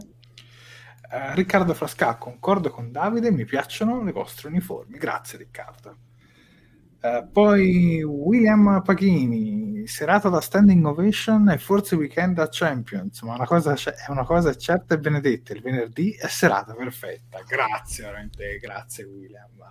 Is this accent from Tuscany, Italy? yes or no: yes; Tuscany, Italy; da toscano